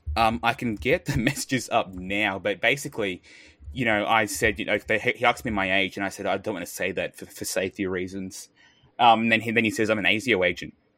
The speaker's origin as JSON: {"language": "English", "country": "Australia"}